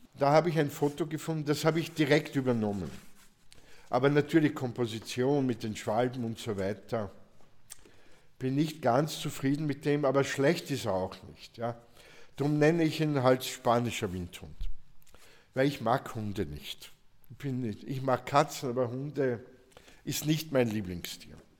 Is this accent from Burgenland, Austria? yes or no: yes; South Burgenland, Austria; ich komme aus dem Burgenland, Südburgenland, ja. Da hat es keine Asiaten gegeben, ja. Also nicht in dem, ich komme vom Land